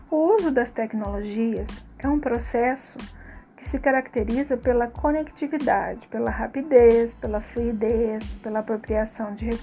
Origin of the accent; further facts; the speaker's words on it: Pouso Alegre, Minas Gerais, Brazil; sou de Pouso Alegre, Minas Gerais.